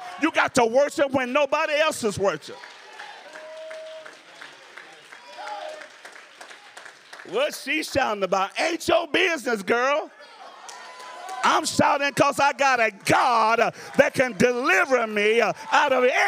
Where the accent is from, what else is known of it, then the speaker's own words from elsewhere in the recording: the South, United States; I'm from the South